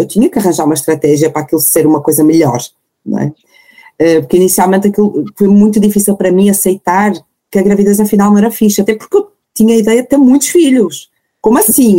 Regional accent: Porto, Norte, Portugal; tenho 34 anos, sou do Porto

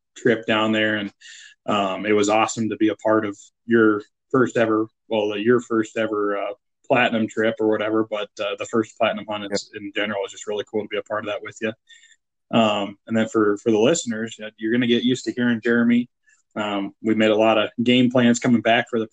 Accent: Iowa, United States; moved away; growing up in Iowa

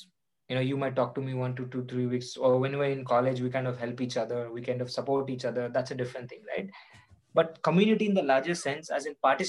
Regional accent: Odisha, India; as Dalits, we're also coming from different parts of the country. You know, you're coming from Delhi, I'm coming from Orissa. We come from different cultural, you know, linguistic backgrounds.

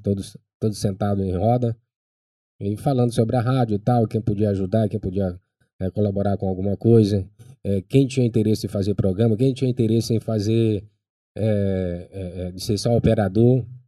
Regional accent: Baixada Maranhense, Maranhão, Brazil; accent: Baixada; now in São Luís, Brazil; ainda tá ainda com sotaque é, de, de, de, gente da Baixada

